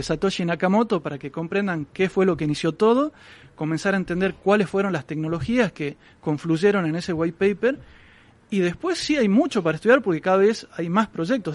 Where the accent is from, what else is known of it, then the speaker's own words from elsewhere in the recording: Argentina; yo vengo de Argentina donde tenemos una inflación muy alta